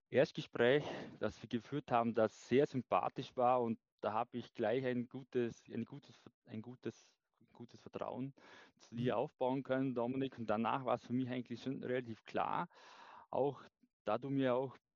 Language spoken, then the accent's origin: German; Vorarlberg, Austria; äh, komme aus dem schönen Vorarlberg, aus dem westlichen Bundesland in Österreich. Bin 35 Jahre alt